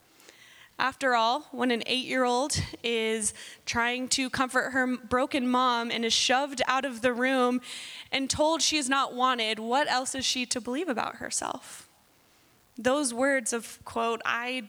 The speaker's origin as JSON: {"language": "English", "region": "Southern California", "country": "United States", "tie": "born or raised there", "moved": "yes", "said": "I was born and raised in Southern California"}